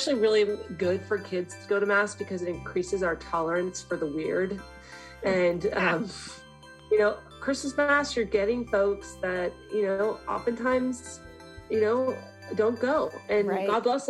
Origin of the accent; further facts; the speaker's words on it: Ireland; I'm Irish, and part of being Irish is like living with this melancholy, like, it's just, you're always sad.